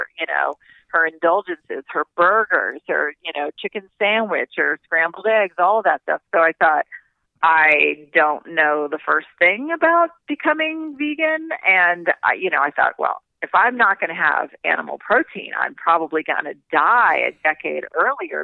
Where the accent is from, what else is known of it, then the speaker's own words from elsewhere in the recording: Doraville, Georgia, United States; when I was growing up in Doraville, Georgia